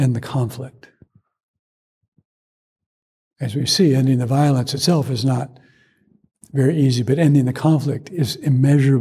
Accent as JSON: {"language": "English", "region": "Georgia", "country": "United States", "tie": "born or raised there", "said": "growing up in Georgia"}